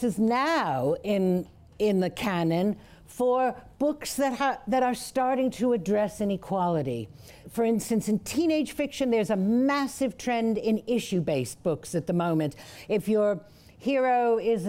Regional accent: United States; I grew up in America.

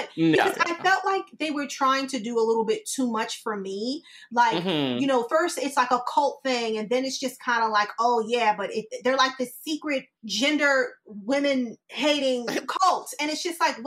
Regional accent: New York, United States; now in Tampa, United States; I'm in Tampa now. but I'm originally like from New York

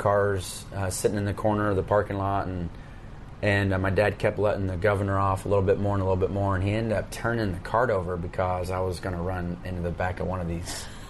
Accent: Bixby, Oklahoma, United States; also born or lived in Tulsa, Oklahoma; I grew up around the Tulsa area. Was born in Tulsa. Grew up in a little town by the name of Bixby, which is just south of Tulsa, a little suburb

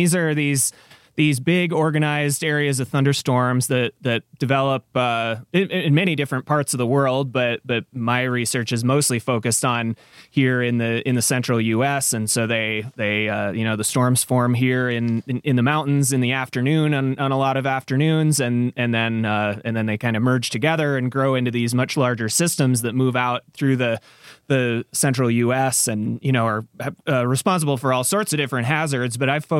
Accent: Minnesota, United States; Yeah, so I grew up in Minnesota

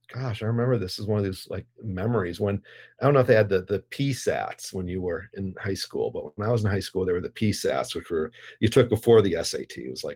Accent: Evanston, Illinois, United States; now in Chicago, United States; if we were growing up in Evanston.

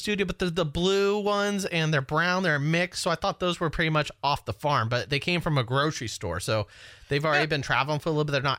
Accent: Citrus Heights, California, United States; also born or lived in Carmichael, California; I was born in Carmichael. I grew up in Citrus Heights.

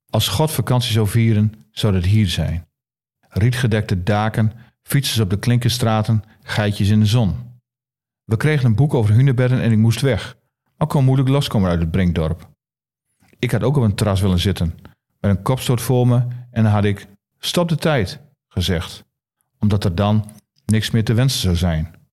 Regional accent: Groningen, Netherlands; Ik ben Groninger en ik ben echt blij dat ik in Groningen woon, maar in Drenthe kun ik goed wezen.

